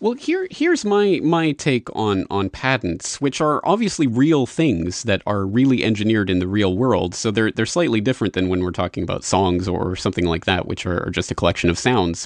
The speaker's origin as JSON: {"language": "English", "country": "Canada", "moved": "yes", "lives_now": "Japan", "said": "I'm a Canadian living in Japan"}